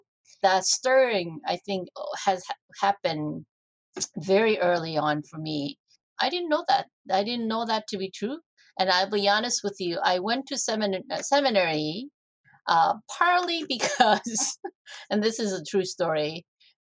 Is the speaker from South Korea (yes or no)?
yes; South Korea; moved away; this was in Korea, and I grew up in the Orthodox Presbyterian Church.